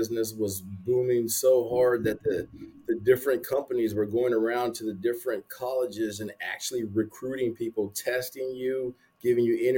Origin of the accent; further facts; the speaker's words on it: San Antonio, Texas, United States; also born or lived in Arizona; I'm from San Antonio.